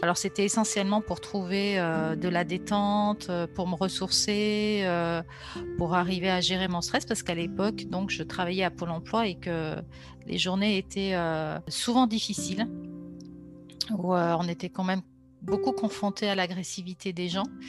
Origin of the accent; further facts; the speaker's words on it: Grenoble, Auvergne-Rhône-Alpes, France; now in Lyon region, France; je suis originaire de Grenoble et euh, J'habite depuis maintenant plus de 30 ans dans la région lyonnaise